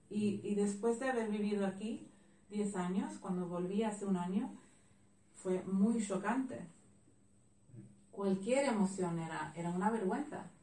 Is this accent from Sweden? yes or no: yes; northern Sweden, Sweden; Spanish is a second language; moved away as an adult; como yo no soy de aquí, yo soy del norte de Suecia, del norte de, de, Suecia